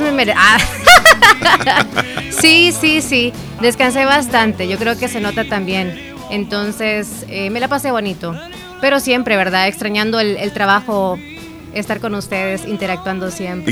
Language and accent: Spanish; El Salvador; los salvadoreños somos